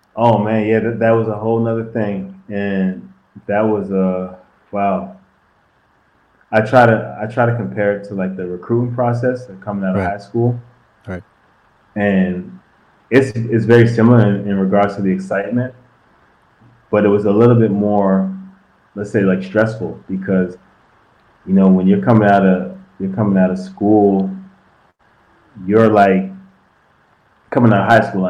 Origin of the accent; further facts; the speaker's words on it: Canada; being Canadian, and back then there wasn't a lot of Canadians in the league